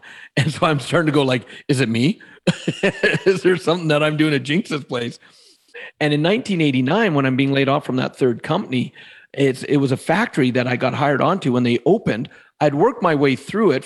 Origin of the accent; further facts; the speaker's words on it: Alberta, Canada; where I grew up in Alberta in Canada, it's very in-the-box thinking.